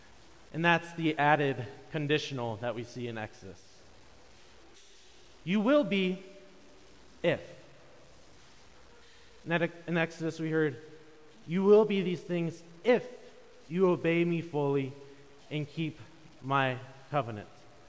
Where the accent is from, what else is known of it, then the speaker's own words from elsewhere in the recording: Wisconsin, United States; proud Midwesterners, proud Wisconsinites, and proud members of the Driftless region.